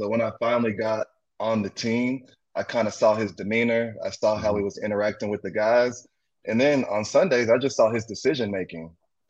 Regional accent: Austin, Texas, United States; So I'm originally from Austin, Texas. So I come back here every offseason. And this is where my home's at. So this is where I've been residing at for the most part.

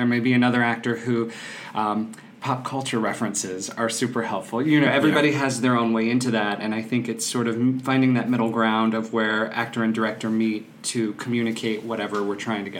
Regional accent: Mississippi, United States; accent: Southern; So I grew up in South Mississippi. I'm born and raised a southern gentleman who has 8 years of acting in college and grad school to get the dialect out of my mouth, but it can come back quickly.

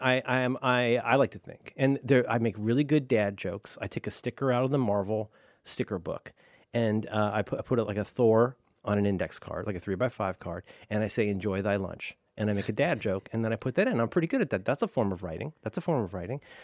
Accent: Ohio, United States; also born or lived in Florida; growing up in Ohio

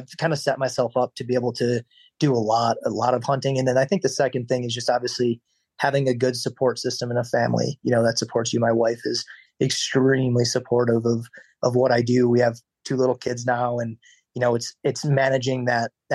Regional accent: Wisconsin, United States; moved away as an adult; also born or lived in Nebraska; where I grew up in Wisconsin

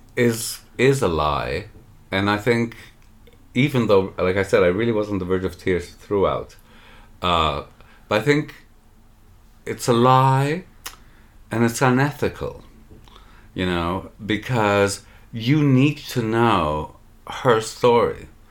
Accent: Canada; I'm saying this as a Canadian

